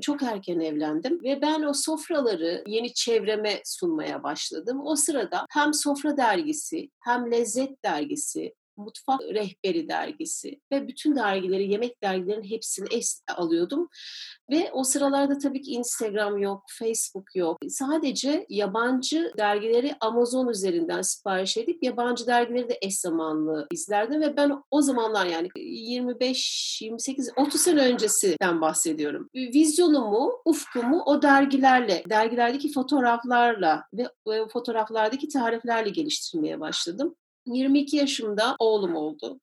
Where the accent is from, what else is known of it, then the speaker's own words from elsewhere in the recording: İzmir, Turkey; Ben İzmir'de doğdum